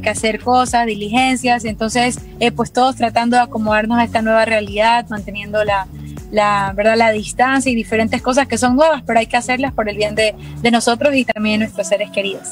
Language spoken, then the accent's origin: Spanish; Ecuador; yo soy ecuatoriana